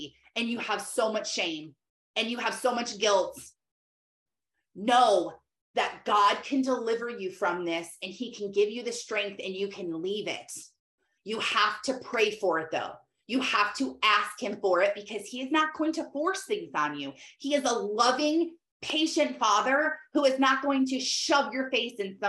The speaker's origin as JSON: {"language": "English", "region": "Michigan", "country": "United States", "said": "I'm from Michigan"}